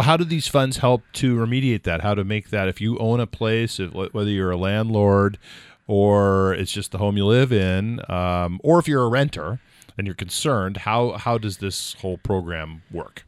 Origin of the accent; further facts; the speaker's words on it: California, United States; now in New Hampshire, United States; I grew up in California